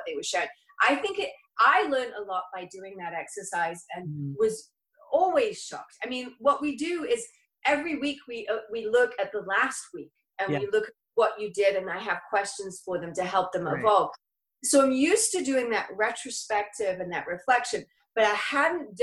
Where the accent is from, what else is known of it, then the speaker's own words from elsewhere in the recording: England, United Kingdom; moved away as an adult; now in La Quinta, United States; I'm from England. I've been here since I was 19 and I just turned 50 last year.